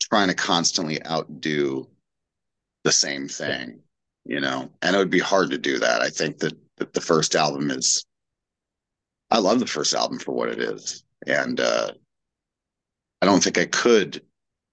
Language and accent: English; Portland, Oregon, United States; I grew up in Portland, Oregon, which I still live in.